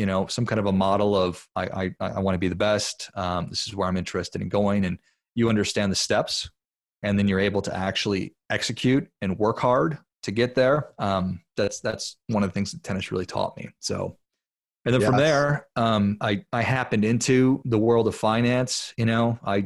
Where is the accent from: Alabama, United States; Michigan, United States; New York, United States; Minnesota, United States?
Minnesota, United States; Duluth; I'm from Duluth, Minnesota, which if people aren't familiar with that, it's up there in northern Minnesota. It's a beautiful little town, super cold. And I grew up playing hockey